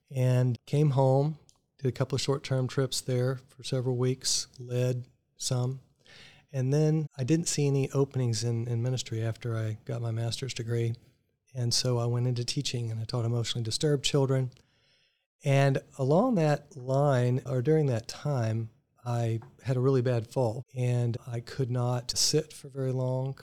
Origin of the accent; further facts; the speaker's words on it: McAllen, Texas, United States; moved away as an adult; also born or lived in Tulsa, Oklahoma; now in Virginia Beach, United States; I grew up in South Texas, in McAllen